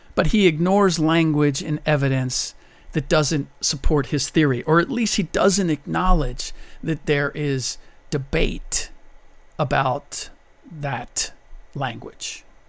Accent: United States; first language German; English is a second language; I'm a first generation American. My first language was German

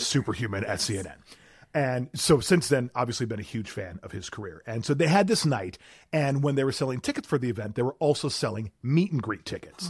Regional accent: South Milwaukee, Wisconsin, United States; moved away; my hometown, where I grew up and was born and raised

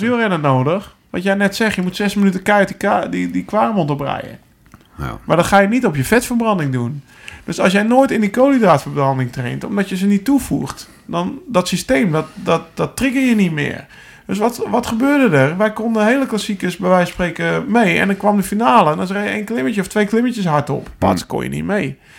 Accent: Alkmaar, North Holland, Netherlands; ik kom uit Alkmaar, Noord-Holland

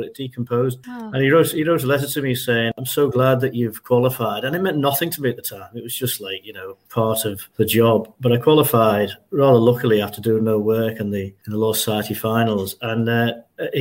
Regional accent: Liverpool, North West England, United Kingdom; also born or lived in London; we were born in St. Matthew's Parish on Queen's Drive, Club Moor. After a few years, we moved to St. Paul's in West Derby.

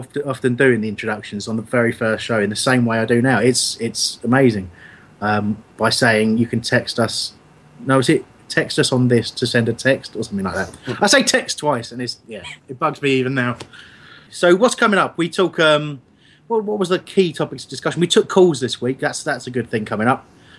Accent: Crawley, South East England, United Kingdom; I'm from Crawley, mate. Crawley

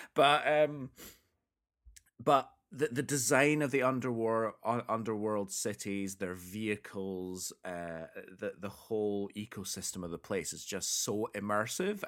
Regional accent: Scotland, United Kingdom; we grew up in Scotland, one of the whitest places on the planet.

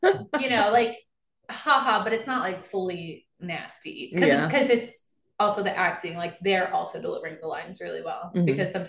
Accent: Yorktown, United States; I'm a NASCAR girl. I grew up in Yorktown.

